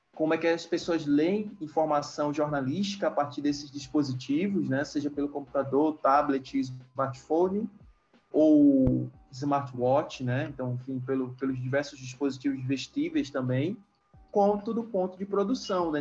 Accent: Macapá, Amapá, Brazil; moved away as an adult; also born or lived in Fortaleza / Salvador / Málaga; Macapá, que é a cidade onde eu nasci, morei, me criei

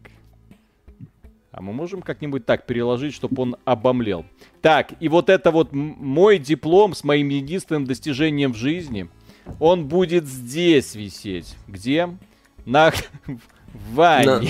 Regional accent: Belarus; Приезжайте в Беларусь, у нас все тихо

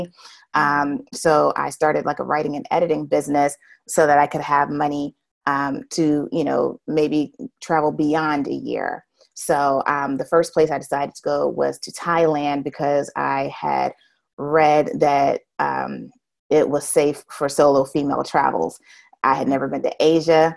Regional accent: United States; accent: American; I'm from America

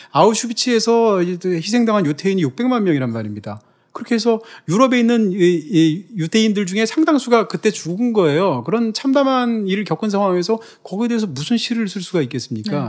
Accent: Gangwon, South Korea; 제 경우에는 뭐 남자라든지, 뭐 대한민국 사람이라든지, 무슨 뭐 강원도 출신이라든지

